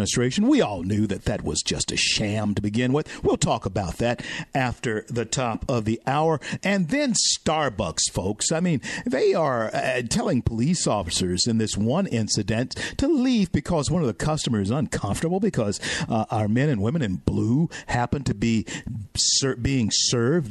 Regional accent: Louisiana, United States; Louisiana, the great state, my home state, the greatest state in the nation

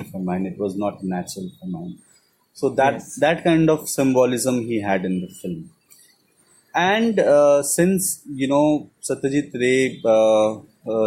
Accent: Kolkata, West Bengal, India; I am from Calcutta and I have, you know, studied Bengali till certain standard

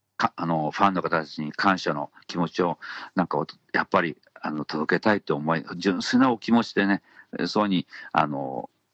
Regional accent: Hiroshima, Japan; 地元広島岡山鳥取

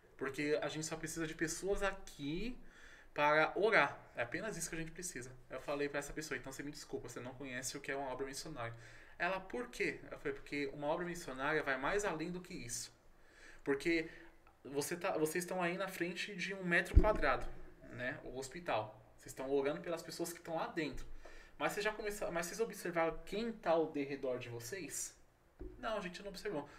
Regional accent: São Paulo, Brazil; eu sou de São Paulo, porém não estou em São Paulo

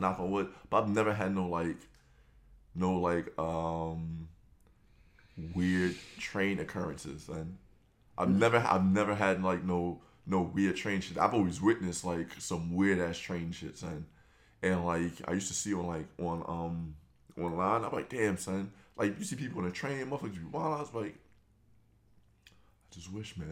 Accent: New York City, New York, United States; I'm from Brooklyn

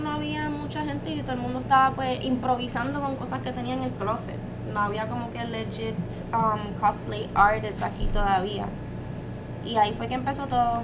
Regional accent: Carolina, Puerto Rico; soy de Carolina y pues se me hace bien difícil no decir la palabra cabrón

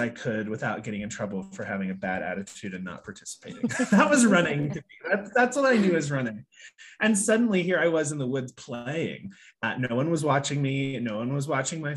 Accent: Midwest, United States; moved away as an adult; also born or lived in New York; I grew up in the Midwest on a pig farm

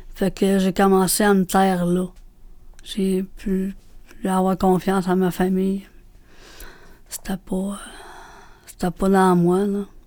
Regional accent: Montreal, Quebec, Canada; je suis née à Montréal

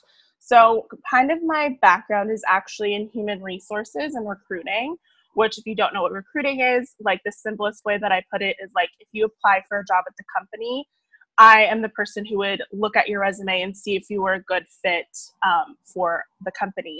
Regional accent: San Diego, California, United States; I'm actually originally from San Diego, California

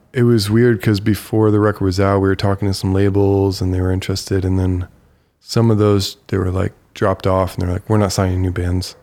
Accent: Bowling Green, Ohio, United States; moved away; I grew up in Bowling Green that literally has two man-made hills

